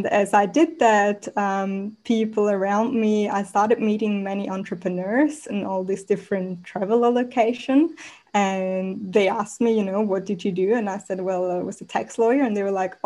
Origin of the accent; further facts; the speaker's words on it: Switzerland; moved away as an adult; also born or lived in Mexico / Australia; now in Bali, Indonesia; I was born in Mexico, grew up in Switzerland, moved to Australia 7 years ago